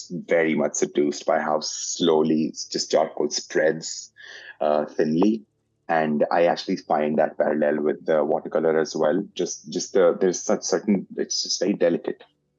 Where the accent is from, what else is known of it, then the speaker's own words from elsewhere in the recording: India; now in Canada; I am an Indian-Canadian portrait artist